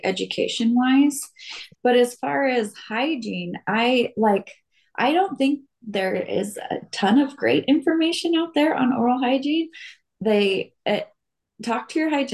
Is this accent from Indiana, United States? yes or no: no; Las Vegas, Nevada, United States; also born or lived in Utah; I grew up here in Vegas